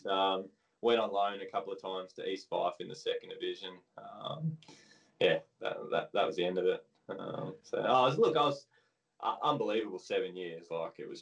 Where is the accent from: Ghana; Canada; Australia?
Australia; moved away as an adult; also born or lived in Scotland; I was born in Australia. My dad and grandparents were born in England. They come out here when my dad was just one